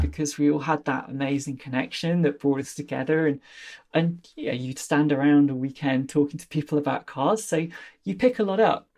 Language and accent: English; Leicestershire, East Midlands, United Kingdom; I come from Leicestershire in the, the middle of England